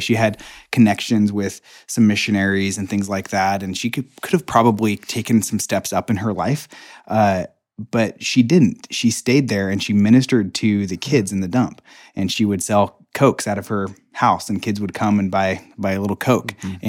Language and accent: English; Nicaragua; I grew up in Nicaragua and for 5 years. My parents were missionaries down there